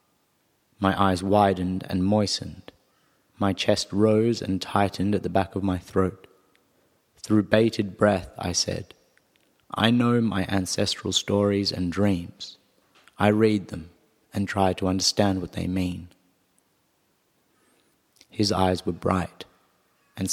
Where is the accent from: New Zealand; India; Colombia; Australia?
Australia; Perth, Western Australia; also born or lived in South Africa / Sydney; now in Arnhem Land, Australia; though I grew up in Perth and more recently I lived in Sydney